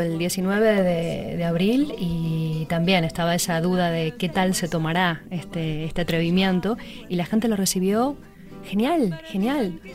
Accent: Buenos Aires, Argentina; moved away; also born or lived in Spain; como somos todos los porteños

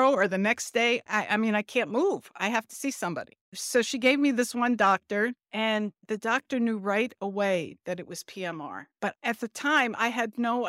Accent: New Jersey, United States; I am from South Jersey

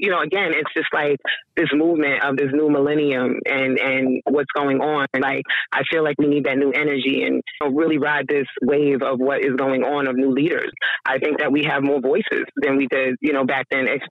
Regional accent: New York City, New York, United States; moved away; I'm originally from Queens, so that was like a melting pot of diversity and things that went on

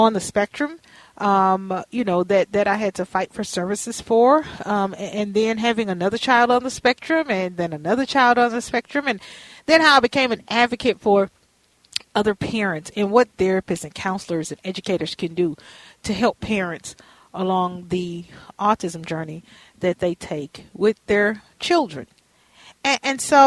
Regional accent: Minnesota, United States; I am from Minnesota

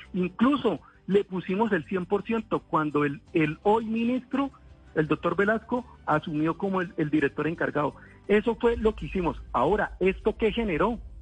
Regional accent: Santander, Colombia; Soy santandereano

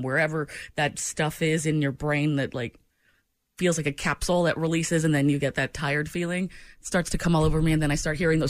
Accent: New England, United States; moved away; I've got Patriots blood running through me. I'm from New England.

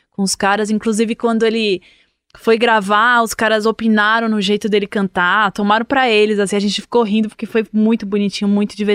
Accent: São Paulo, Brazil; É, eu sou de São Paulo, e assim, eu não me canso de, de, me espantar com a Bahia.

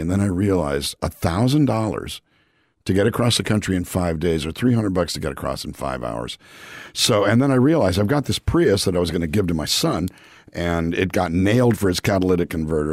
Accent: Calexico, California, United States; moved away as an adult; also born or lived in Los Angeles, California; I grew up in a town called Calexico, California, which is a small town on the Mexican border

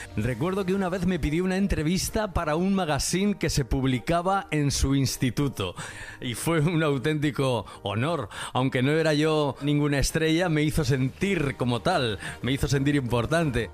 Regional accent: Requena, Valencian Community, Spain; la emisora de mi pueblo, Requena, donde yo también me inicié en la radio

